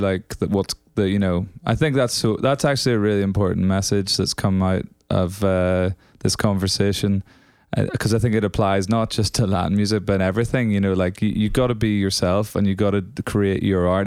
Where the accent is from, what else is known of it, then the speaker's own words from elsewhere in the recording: Northern Ireland, United Kingdom; moved away; also born or lived in Scotland; so I'm from Northern Ireland originally, if you can't tell by this accent